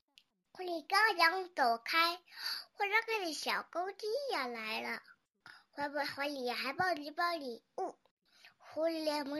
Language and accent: Chinese; Tianjin, China; 大家好，我来自七星市红桥区， … 今年我还不到四岁。